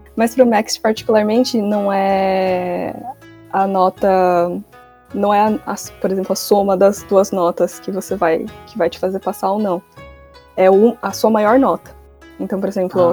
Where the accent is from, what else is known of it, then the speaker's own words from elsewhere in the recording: São Paulo, Brazil; moved away as an adult; now in Japan; eu sou de São Paulo, o consulado pelo qual eu prestei foi o de São Paulo